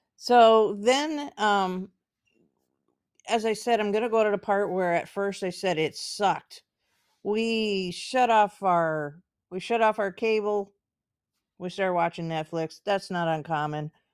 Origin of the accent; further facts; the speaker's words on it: United States; I'm American, so I can, I can speak as being an American